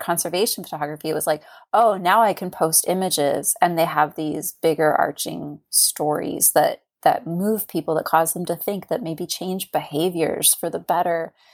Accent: California, United States; moved away as an adult; also born or lived in Oregon coast; now in Astoria, United States; I was born and raised in California and, uh, about four years ago moved to the Oregon coast

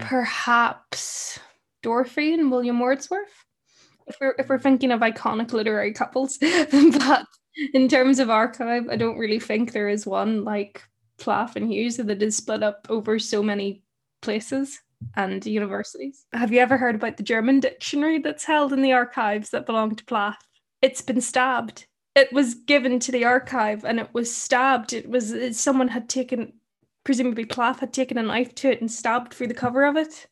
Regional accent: Ireland; I come from, I'm from Ireland.

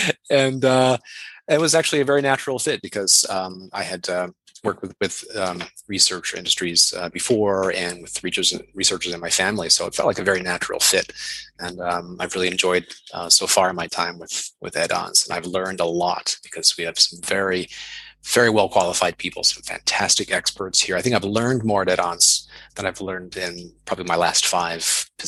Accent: Canada; also born or lived in United States / Germany / Australia; I'm originally Canadian. I've lived in the United States, Germany, Australia.

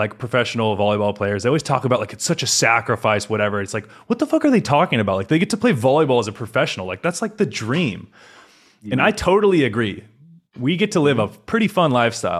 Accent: California, United States; moved away as an adult; now in Poland; I grew up in California

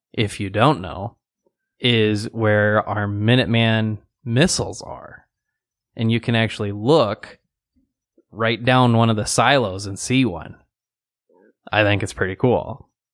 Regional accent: Rapid City, South Dakota, United States; So I was born in Rapid City and even myself being here thirty-six years now.

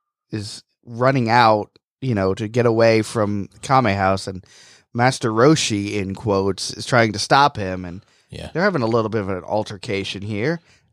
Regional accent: Florida, United States; I grew up in Florida.

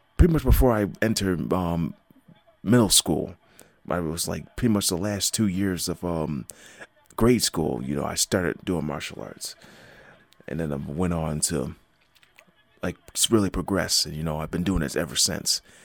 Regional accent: Buffalo, New York, United States; my hometown team is making a, has been making an impact this, um, this football season, as, um, the Buffalo Bills

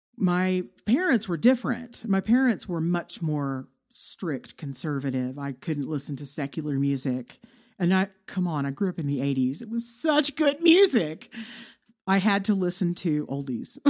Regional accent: Irving, Texas, United States; moved away as an adult; now in Amarillo, United States; a city called Irving, Texas

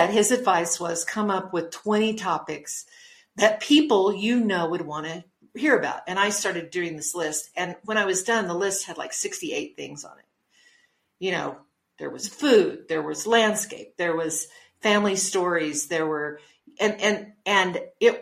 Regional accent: Logan, New Mexico, United States; also born or lived in Las Cruces, New Mexico / Farmington, New Mexico / Albuquerque, New Mexico / West Texas; I was living in Logan, New Mexico, which is my hometown

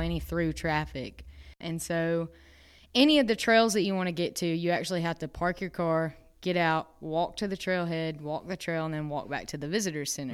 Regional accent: Dahlonega, Georgia, United States; also born or lived in Tifton, Georgia; I grew up in Dahlonega, Georgia. Uh, I was born and raised there my whole life

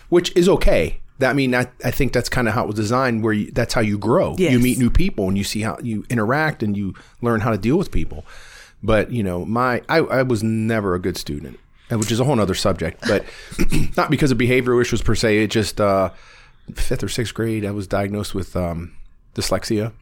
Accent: Warren, Ohio, United States; born or raised there

